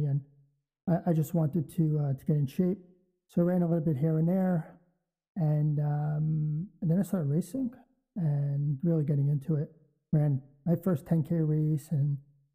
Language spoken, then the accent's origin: English; New York City, New York, United States; moved away; I grew up in Brooklyn, New York